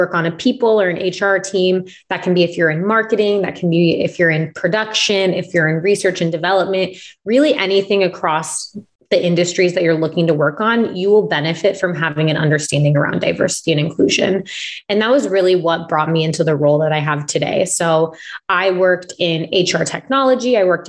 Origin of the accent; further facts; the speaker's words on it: Omaha, Nebraska, United States; I'm originally from Omaha, Nebraska. So I'm from the Midwest.